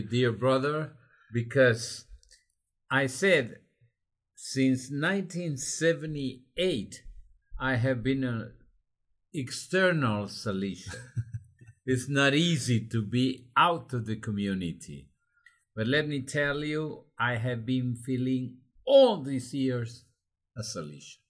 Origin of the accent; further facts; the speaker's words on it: Honduras; English is a second language; I learned to fly when I was 14 in a clandestine way in an aero club of Honduras